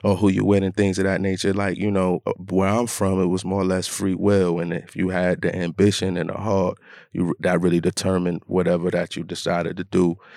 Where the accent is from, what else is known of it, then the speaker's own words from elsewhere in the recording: Rochester, New York, United States; Born and raised in Rochester, New York, upstate New York